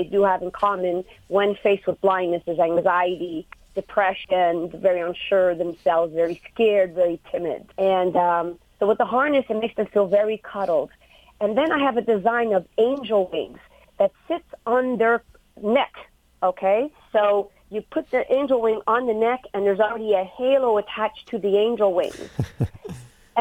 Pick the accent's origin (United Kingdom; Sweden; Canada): Canada; Montreal, Quebec; I was born and raised in Montreal, Canada